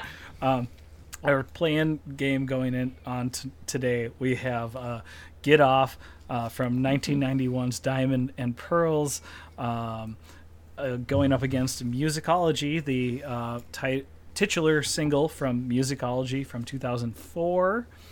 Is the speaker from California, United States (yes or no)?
no; Minnesota, United States; we're all Minnesotans